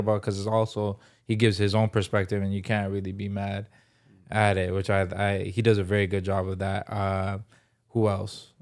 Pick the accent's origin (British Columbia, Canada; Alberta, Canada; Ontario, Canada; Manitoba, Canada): Ontario, Canada; Toronto; moved away as an adult; also born or lived in Vancouver; I'm from Toronto originally